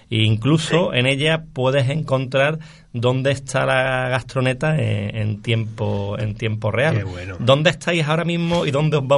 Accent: Córdoba, Andalusia, Spain; yo soy cordobés

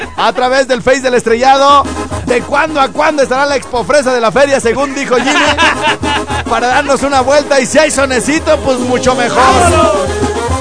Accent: Mexico

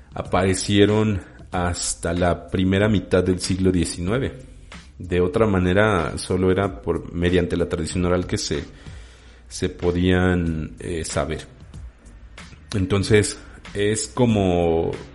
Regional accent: Mexico City, Mexico; su servidor es chilango. Soy habitante de la Ciudad de México, en específico del oriente de la Ciudad de México. Soy oriundo, bueno, soy eh, nacido en Iztapalapa

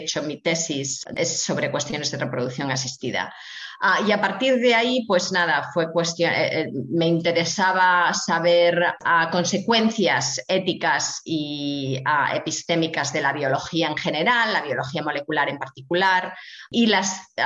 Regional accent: Asturias, Spain; Ah, me crié en Asturias, en el norte de España, ah, en una zona en la cuenca minera. Ah, mi padre era minero del carbón, así que soy de clase obrera.

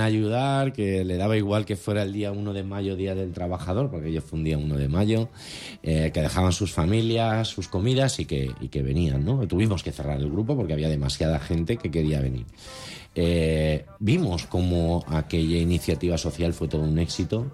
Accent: Valencian Community, Spain; somos todos valencianos

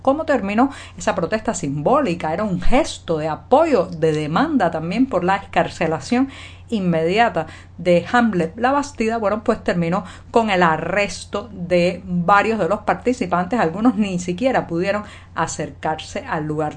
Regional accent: Cuba; cubana, periodista, ciudadana

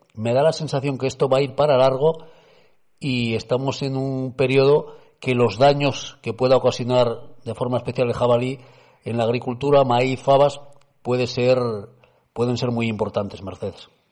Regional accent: Cudillero, Asturias, Spain; mi pueblo de Cudillero

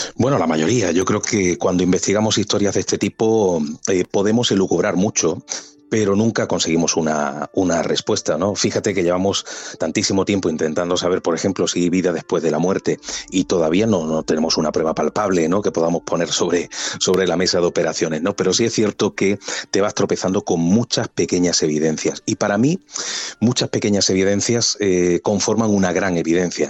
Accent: Andalusia, Spain; Yo soy andaluz

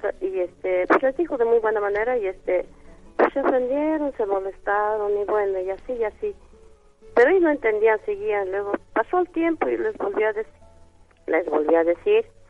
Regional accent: Zacatlán, Puebla, Mexico; now in Mexico City, Mexico; yo soy del estado de Puebla

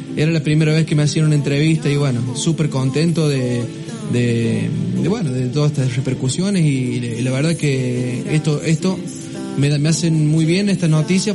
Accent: La Toma, San Luis, Argentina; La toma es mi vida

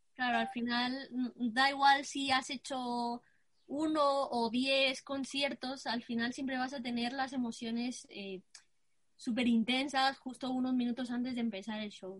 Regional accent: Guatemala; now in Spain; tengo 23 años, eh, soy de Guatemala.

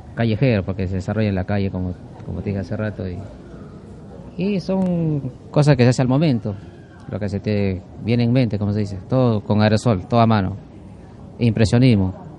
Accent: Peru; now in Rosario, Argentina; soy de Perú

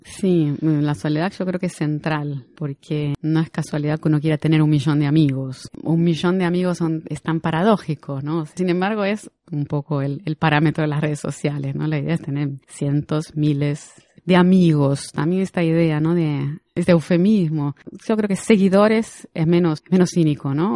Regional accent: Argentina; moved away as an adult; now in Brazil; soy argentina, pero vivo en Brasil hace 25 años

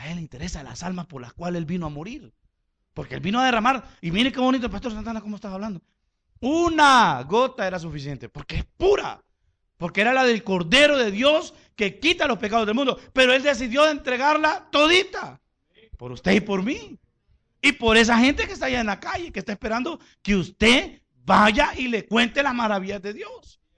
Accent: Honduras; Le, yo vengo de Honduras, vengo a esta conferencia, que no qué.

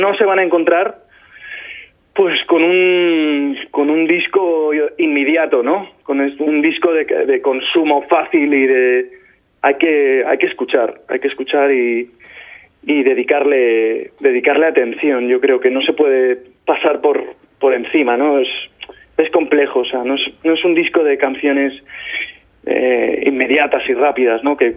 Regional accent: Albacete, Castilla-La Mancha, Spain; soy de Albacete

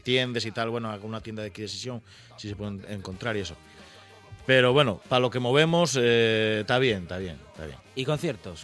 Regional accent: El Entrego, Asturias, Spain; also born or lived in Mieres; del Entregu, de Mieres

